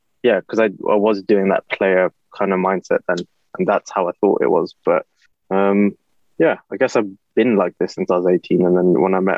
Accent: London, United Kingdom; I grew up in East London

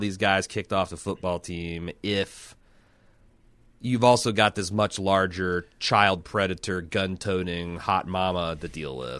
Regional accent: Midwest, United States; I'm from the Midwest, uh, one of the last bastions of drive-in cinema.

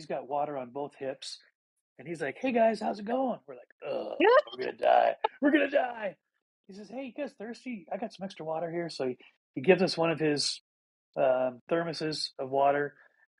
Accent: Montana, United States; I grew up in Montana, where it was wide open

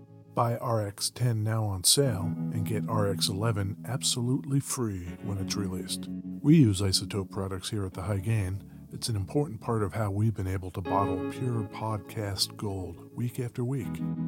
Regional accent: New Jersey, United States; In my home state.

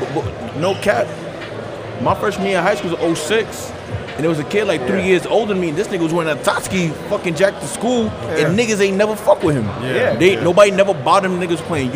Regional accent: New York City, New York, United States; I'm from Queens

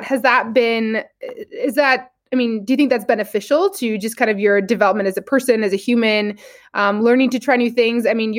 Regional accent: Fort Collins, Colorado, United States; I'm also from Colorado. I'm not from Denver, but I'm from Fort Collins. And I mean, I definitely grew up in the outdoors

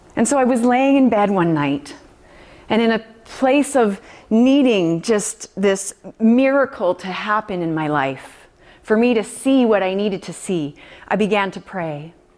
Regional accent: Alberta, Canada; We're from Alberta.

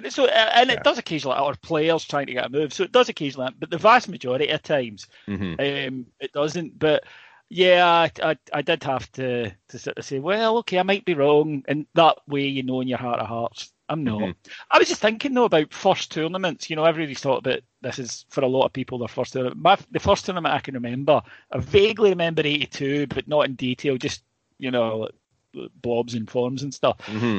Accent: Northern Ireland, United Kingdom; technically, I'm Northern Irish card at the end of it, so you've always got that option.

